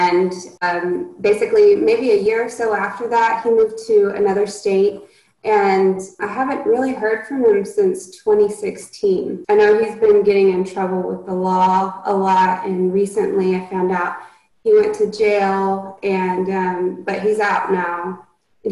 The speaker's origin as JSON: {"language": "English", "region": "Oklahoma", "country": "United States", "tie": "born or raised there", "said": "we grew up in Oklahoma"}